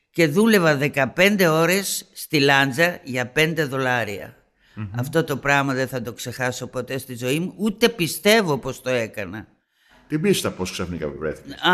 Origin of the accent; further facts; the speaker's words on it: Greece; moved away; εγώ έφυγα από την Ελλάδα Παρθένα και είμαι Παρθένα.